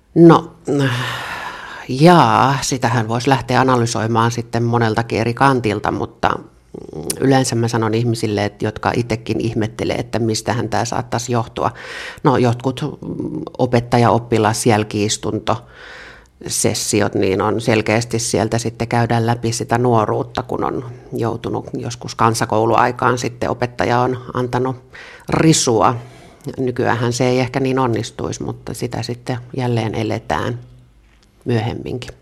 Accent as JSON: {"language": "Finnish", "town": "Jokela", "region": "Uusimaa", "country": "Finland", "tie": "born or raised there", "said": "Mä oon kotoisin varmastikin yhdestä Suomen kuuluisimmasta kylästä ei varmaankaan sen takia, että mä olen sieltä kotoisin, vaan siellä tapahtui tämmöinen ikävämpi asia kuin kouluampuminen, eli Jokelasta"}